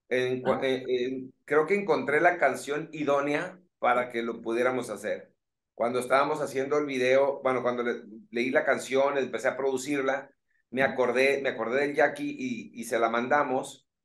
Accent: Colonia Juárez, Sinaloa, Mexico; somos del mismo barrio, fíjate, somos de la Juárez, Sinaloa, de la colonia Juárez.

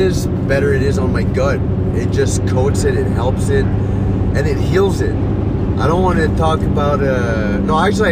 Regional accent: Petit-Rocher, New Brunswick, Canada; Petit Rocher, New Brunswick. That's in the Bathurst area. It's my hometown

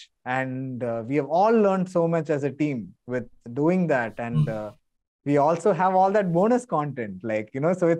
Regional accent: India; I'm still an Indian.

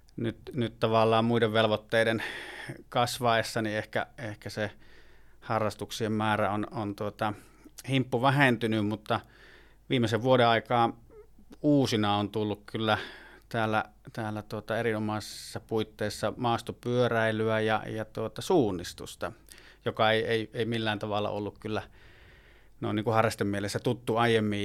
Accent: Puumala, South Savo, Finland; moved away as an adult; also born or lived in Lappeenranta; now in Jämsä, Finland; Puumalasta olen kotoisin aikoinaan

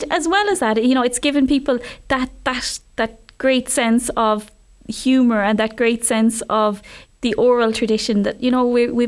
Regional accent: Ireland; it's a great I think feature of us as Irish people that we preserve so much of our history through song

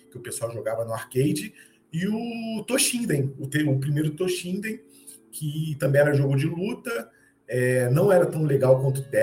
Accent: Baixada Fluminense, Rio de Janeiro, Brazil; eu sou carioca, fui criado na Baixada Fluminense, que é na região mais metropolitana aqui do Rio

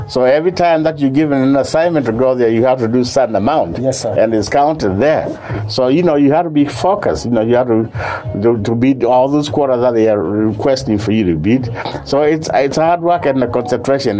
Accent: Kenya; moved away as an adult; now in United States; I'm from Kenya. But I've been here since I came here 1980.

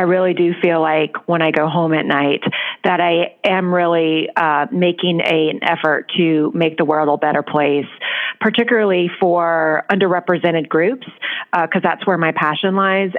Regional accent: right outside of New Orleans, Louisiana, United States; moved away as an adult; also born or lived in Washington, D.C.; now in New York City, United States; I was born in right outside of New Orleans in Louisiana

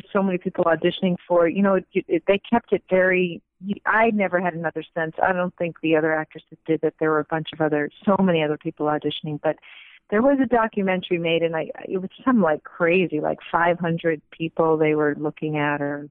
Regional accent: Massapequa, New York, United States; also born or lived in Great Neck, New York / Manhattan, New York; I was born in Massapequa

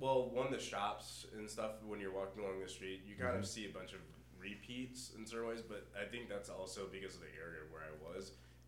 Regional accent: South Carolina, United States; moved away; also born or lived in Wisconsin; I'm from South Carolina.

